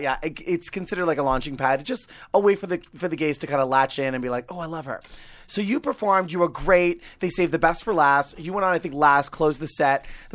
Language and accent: English; New York, United States; accent: Long Island; now in Los Angeles, United States; So, I grew up on Long Island. I was in a very strict, conservative Puerto Rican Italian household. I used to talk like this. I used to have a thick Long Island accent.